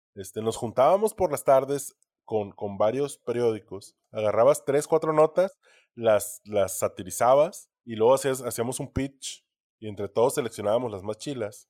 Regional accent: Ciudad Obregón, Sonora, Mexico; moved away

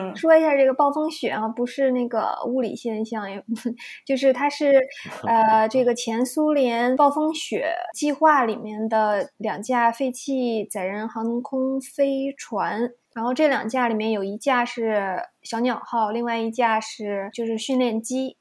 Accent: China; now in Toronto, Canada; 我是一个中国人

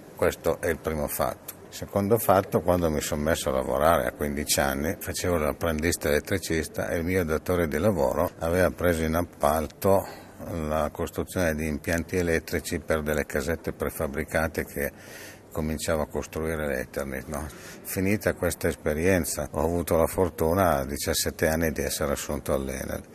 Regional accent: Casale Monferrato, Piedmont, Italy; sono nato a Casale, ho fatto 65 anni da poco e eh, da piccolo nel mio cortile c'avevo diverse persone

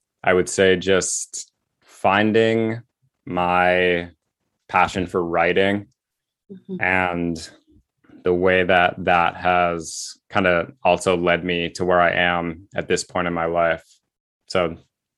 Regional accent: Massachusetts, United States; moved away as an adult; also born or lived in Seattle, Washington / New England; now in Portland, United States; I was born in Massachusetts and just kind of went to school and college mm-hmm. and grad school

